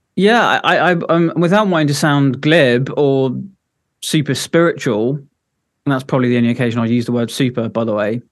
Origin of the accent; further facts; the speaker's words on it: Devon, South West England, United Kingdom; moved away as an adult; now in Edinburgh, United Kingdom; originally I'm from Devon